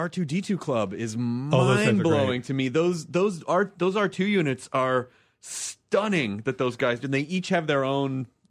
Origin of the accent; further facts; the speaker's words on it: Tennessee, United States; where I grew up in Tennessee, we didn't use the word geek, we used the word nerd.